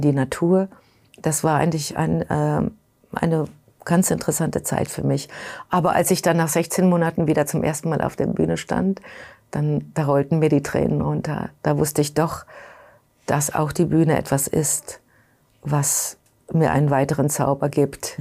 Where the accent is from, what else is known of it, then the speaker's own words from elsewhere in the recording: Germany; now in New York, United States; Ich bin Europäerin, ich bin Deutsche